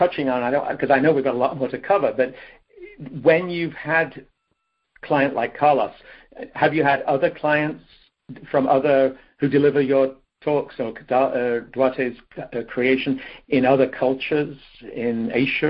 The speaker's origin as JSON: {"language": "English", "country": "United Kingdom", "moved": "as an adult", "lives_now": "United States", "said": "as a British person who's lived in the States for 40 years"}